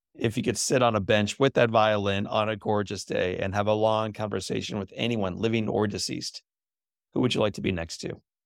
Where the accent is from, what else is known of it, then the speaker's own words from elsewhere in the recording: St. Louis, Missouri, United States; my hometown of Saint Louis, Missouri